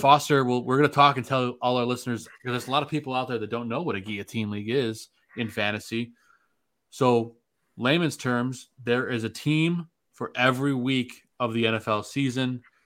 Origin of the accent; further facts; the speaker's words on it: Chicago, Illinois, United States; now in Saint Joseph, United States; I'm a Chicagoan living in Saint Joseph, Michigan